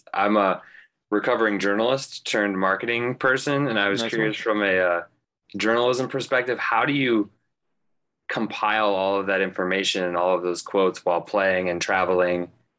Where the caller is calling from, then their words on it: South Bend, Indiana, United States; I'm chiming in from South Bend, which I feel like you know pretty well.